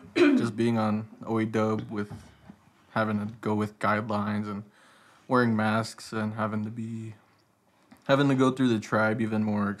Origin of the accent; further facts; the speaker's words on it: Tahlequah, Oklahoma, United States; I'm from Tahlequah, Oklahoma, and I'm Cherokee.